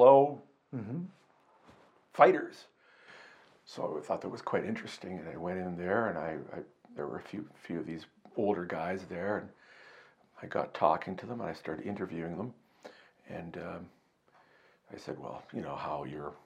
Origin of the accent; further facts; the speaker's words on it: Canada; I'm a reporter from Canada